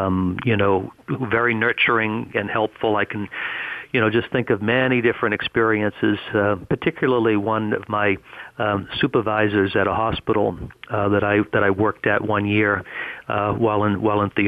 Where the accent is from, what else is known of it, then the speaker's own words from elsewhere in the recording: Greater Boston, Massachusetts, United States; I grew up in Greater Boston, Massachusetts, in a suburb of Boston